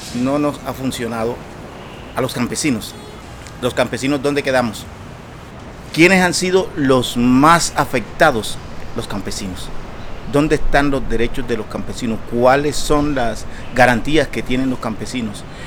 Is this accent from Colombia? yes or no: yes; La Larga Tumaradó, Urabá, Colombia; moved away; Vengo del Consejo Comunitario La Larga Tumaradó, territorio que fueron colonizados por nuestros padres desde hace muchas décadas y fuimos desplazados en los masivos del 96